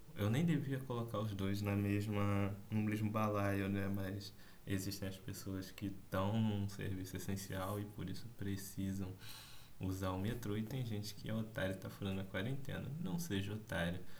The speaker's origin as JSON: {"language": "Portuguese", "region": "Rio de Janeiro", "country": "Brazil", "accent": "carioca", "said": "esse sotaque carioca"}